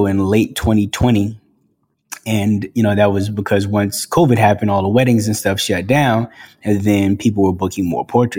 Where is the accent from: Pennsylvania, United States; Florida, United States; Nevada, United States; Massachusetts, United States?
Massachusetts, United States; Boston; also born or lived in South Carolina / Los Angeles, United States; now in Atlanta, United States; I grew up in Boston